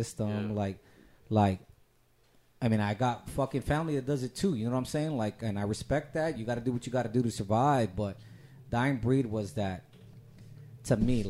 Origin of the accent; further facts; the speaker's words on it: San Antonio, Texas, United States; big west side. That's where I grew up.